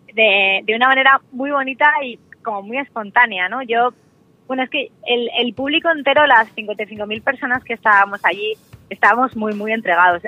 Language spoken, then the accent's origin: Spanish; Pedro Bernardo, Castile and León, Spain; moved away; vivía en Pedro Bernardo, en mi pueblo de Ávila